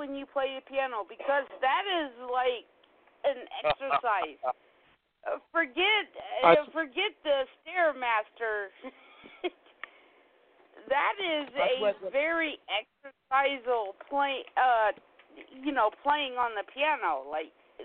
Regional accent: Columbia, South Carolina, United States; I'm from Columbia, South Carolina

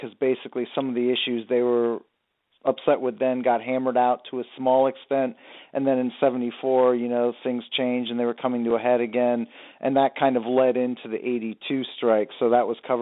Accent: Oregon, United States; where I grew up in Oregon

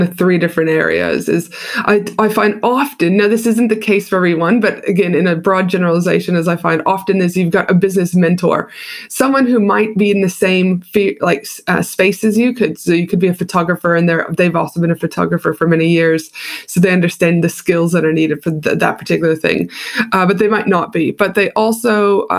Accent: Canada; also born or lived in United States; now in Australia; I'm from Canada originally

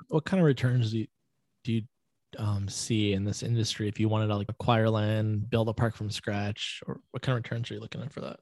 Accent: Florida, United States; growing up in Florida, we had the monkey jungle

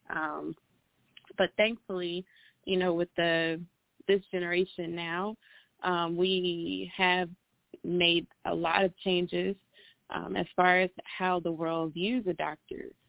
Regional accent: Atlanta, Georgia, United States; I am from Atlanta

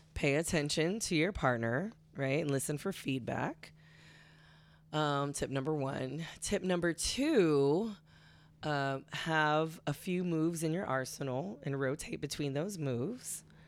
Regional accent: California, United States; I grew up in such a liberal culture, um, growing up in California

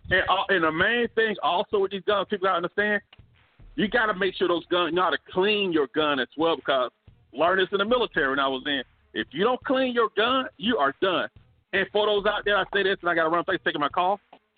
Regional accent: Alabama, United States; I'm from Alabama, too.

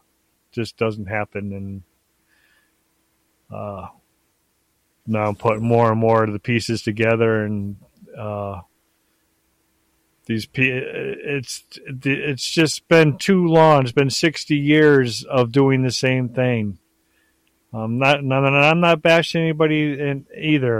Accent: Connecticut, United States; I'm from Connecticut, so I used to be a Whalers fan.

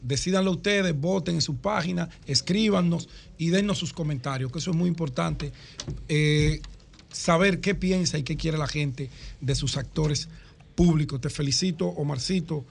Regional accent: Dominican Republic; nosotros como dominicanos

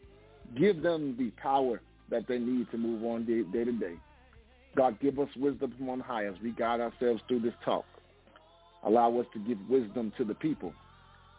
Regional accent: Hempstead, New York, United States; also born or lived in Oyster Bay, New York; now in Atlanta, United States; I'm originally from Hempstead, New York. I'm now living in Atlanta, Georgia

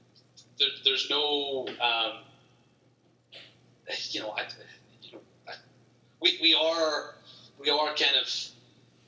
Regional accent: Ireland; also born or lived in Greensboro, United States; my hometown wouldn't see a lot of Americans, to be honest, because it's not the big cities, it's not Dublin or Galway

